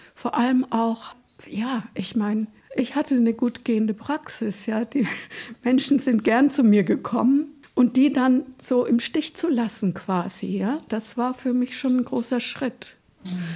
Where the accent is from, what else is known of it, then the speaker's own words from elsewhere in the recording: Nuremberg, Bavaria, Germany; moved away; ich bin in Nürnberg geboren und damals war das ja noch eine sehr zerbombte Stadt